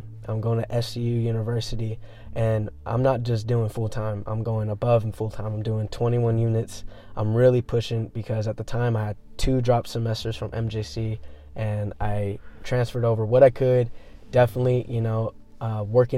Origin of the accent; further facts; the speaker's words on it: Manteca, California, United States; moved away as an adult; now in Modesto, United States; I grew up in Manteca